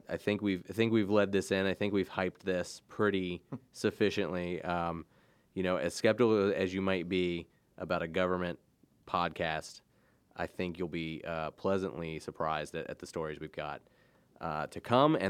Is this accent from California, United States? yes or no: no; Maryland, United States; moved away as an adult; now in Delaware, United States; I am not a Delaware native. I am originally from Maryland, but like many people in this fine first state, a Delaware transplant